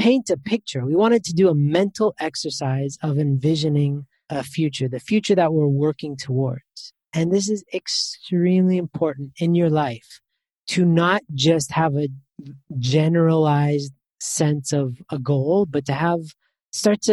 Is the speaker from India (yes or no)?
no; Canada; I'm from Canada